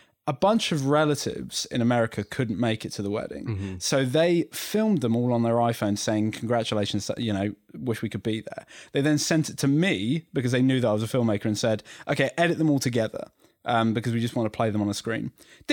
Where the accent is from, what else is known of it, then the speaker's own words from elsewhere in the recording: Devon, South West England, United Kingdom; I'm from Devon